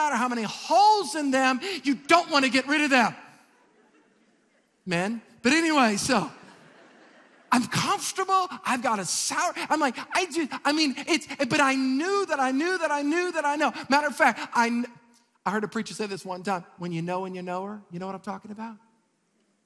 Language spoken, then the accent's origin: English; Metairie, Louisiana, United States; I moved in the house that I was raised in Metairie.